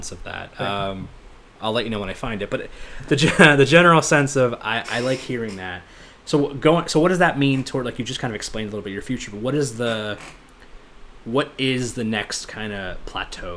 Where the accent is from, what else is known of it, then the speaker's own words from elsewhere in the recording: United States; I grew up in America, where Christmas is the be all end all